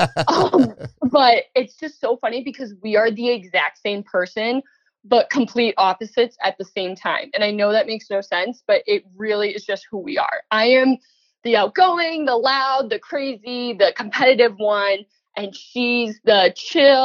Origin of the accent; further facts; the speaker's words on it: Millbury, Massachusetts, United States; moved away as an adult; also born or lived in Syracuse, New York; now in Buffalo, United States; Millbury, Massachusetts. It's a very small town right outside of Worcester